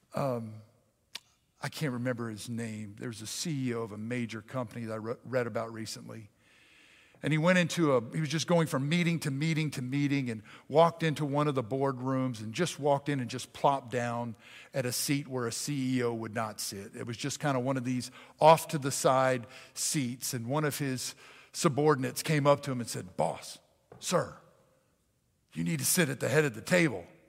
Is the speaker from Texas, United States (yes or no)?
no; Pennsylvania, United States; I was raised in Pennsylvania